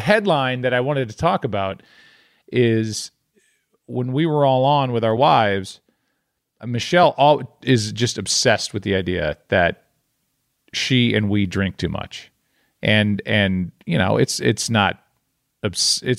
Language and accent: English; United States; as an American